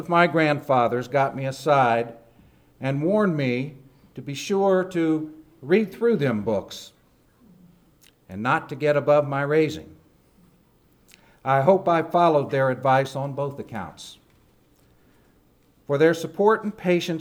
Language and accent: English; Appalachia, United States; a first-generation college graduate from the mountains